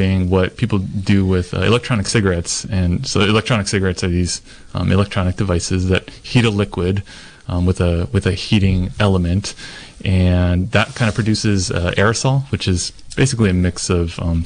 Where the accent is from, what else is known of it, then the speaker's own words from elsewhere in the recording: Hawaii, United States; moved away as an adult; now in Ukiah, United States; I am originally from Hawaii and went to school up there